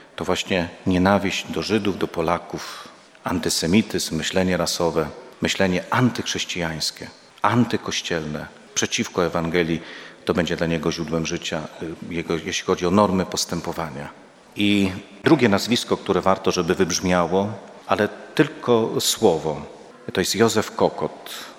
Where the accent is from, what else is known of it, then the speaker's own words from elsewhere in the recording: Łańcut, Subcarpathian Voivodeship, Poland; sam pochodzę z Łańcuta, to jest moje rodzinne miasto